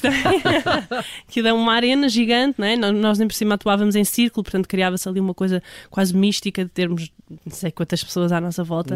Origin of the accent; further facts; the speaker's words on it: Portugal; todos nós uh, que somos portugueses somos do fado